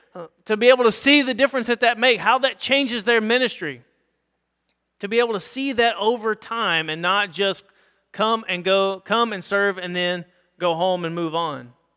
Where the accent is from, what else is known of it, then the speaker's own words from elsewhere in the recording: United States; as English-speaking white Americans